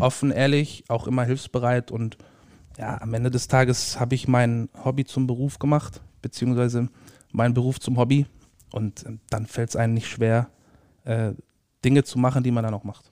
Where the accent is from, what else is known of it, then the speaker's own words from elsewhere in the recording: Ulm, Baden-Württemberg, Germany; moved away as an adult; now in Dortmund, Germany; ursprünglich gebürtig aus Ulm, Süden Deutschlands